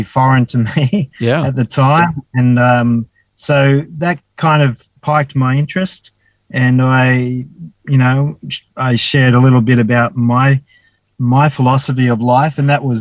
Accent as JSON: {"language": "English", "town": "Dapto", "region": "New South Wales", "country": "Australia", "tie": "born or raised there", "also_born_or_lived": "Wollongong", "moved": "yes", "lives_now": "Cooktown, Australia"}